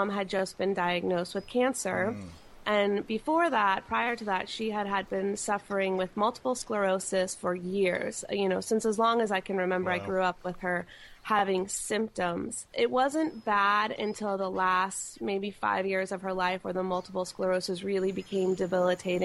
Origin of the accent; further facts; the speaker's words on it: North Carolina, United States; moved away as an adult; now in California, United States; I grew up in North Carolina, and I moved to California about 9 years ago.